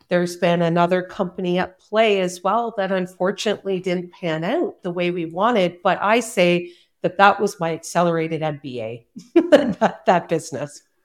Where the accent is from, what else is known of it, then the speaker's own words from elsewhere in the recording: Cobourg, Ontario, Canada; also born or lived in South Korea; my hometown of Coburg, Ontario